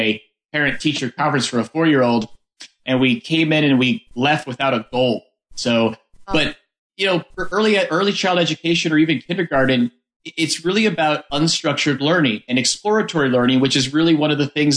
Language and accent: English; Missouri, United States; John, Amos, and myself, we're all from Missouri